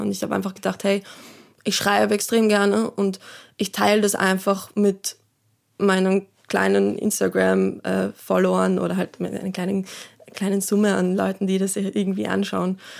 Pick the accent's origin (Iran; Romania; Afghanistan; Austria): Austria; Salzburg; moved away; ich bin ja ursprünglich aus Salzburg